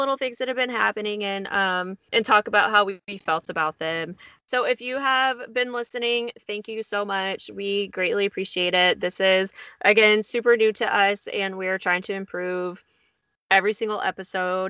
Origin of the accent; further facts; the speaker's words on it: Texas, United States; Texas, my home state